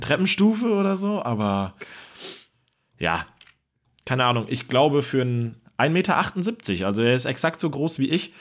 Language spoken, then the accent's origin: German; Hamburg, Germany; hier in meiner Heimatstadt